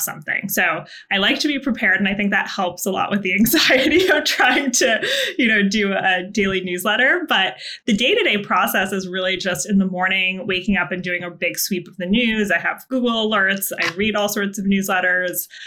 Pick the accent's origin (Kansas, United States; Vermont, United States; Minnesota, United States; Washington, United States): Vermont, United States; I'm from a very small town in Vermont